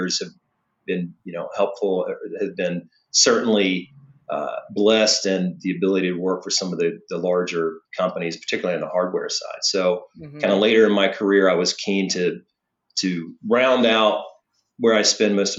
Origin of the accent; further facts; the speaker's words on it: the South, United States; moved away as an adult; also born or lived in New York; I'm from the South originally